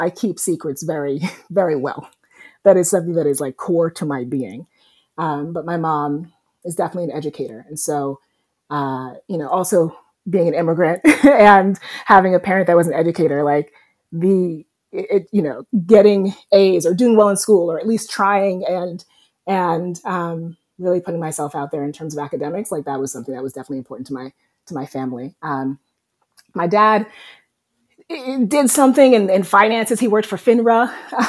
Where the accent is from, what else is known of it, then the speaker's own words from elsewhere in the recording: New Jersey, United States; moved away as an adult; also born or lived in Guyana / California; But we came to the States when I was four. So I mean, basically, I'm from New Jersey.